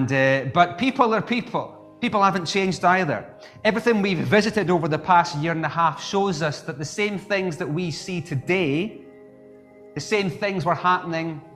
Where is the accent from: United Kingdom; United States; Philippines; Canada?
United Kingdom; Scotland; as a Scot